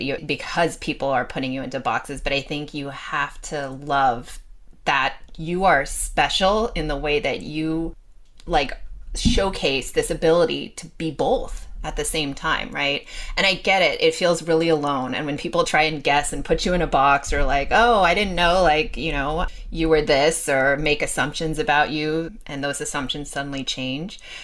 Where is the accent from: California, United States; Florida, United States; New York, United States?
California, United States; Los Angeles; I grew up in Los Angeles